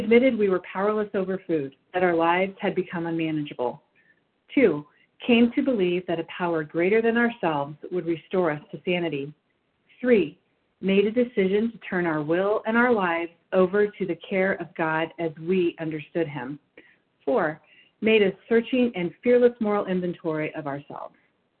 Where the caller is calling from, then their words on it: Batavia, Illinois, United States; I'm calling in from Batavia, Illinois.